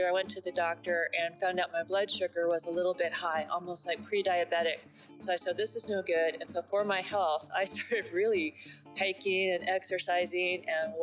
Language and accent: English; La Crescenta, California, United States; We're from La Crescenta